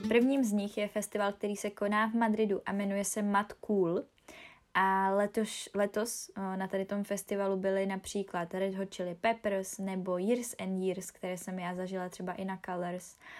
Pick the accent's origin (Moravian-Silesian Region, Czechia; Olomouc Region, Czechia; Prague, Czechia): Moravian-Silesian Region, Czechia; Ostrava; u nás v Ostravě